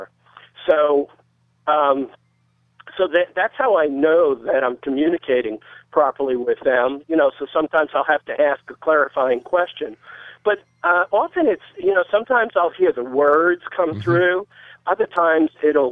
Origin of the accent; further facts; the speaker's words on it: New York, United States; I grew up in New York